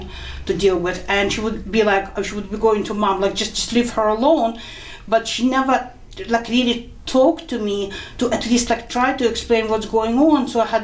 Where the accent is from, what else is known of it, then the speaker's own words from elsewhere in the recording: Kharkiv, Kharkiv Oblast, Ukraine; moved away; also born or lived in New York; I was born in Kharkov. Now it's part of Ukraine, but at the time it was part of the Soviet Union. Mm-hmm. And my family came to New York in 1980